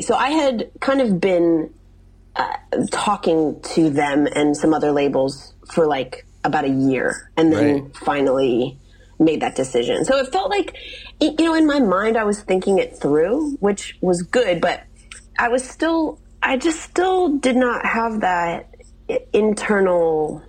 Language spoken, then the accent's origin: English; Midwest, United States; And like, I'm, you know, as I mentioned to you, I'm from the Midwest.